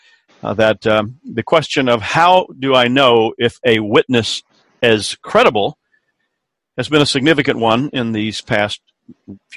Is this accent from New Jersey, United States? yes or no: no; Columbia, South Carolina, United States; in the state of South Carolina, where I grew up and where I live now, in my hometown of Columbia